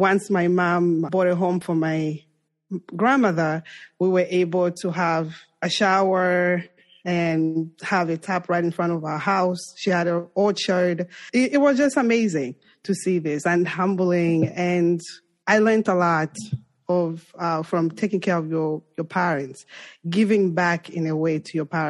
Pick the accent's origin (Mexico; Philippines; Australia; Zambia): Zambia; English is a second language; moved away as an adult; now in New York, United States; I'm from Zambia and I'm African